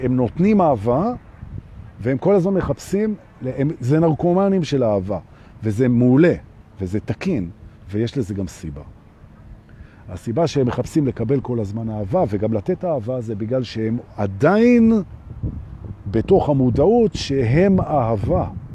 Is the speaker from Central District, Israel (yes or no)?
no; Jerusalem, Jerusalem District, Israel; אני גדלתי בירושלים של שנות ה-שבעים